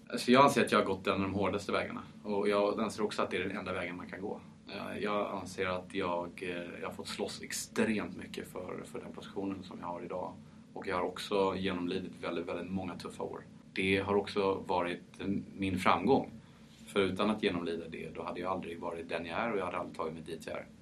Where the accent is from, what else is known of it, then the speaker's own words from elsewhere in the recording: Paris, Île-de-France, France; first language French; Swedish is a second language; moved away; Född och uppvuxen i Frankrike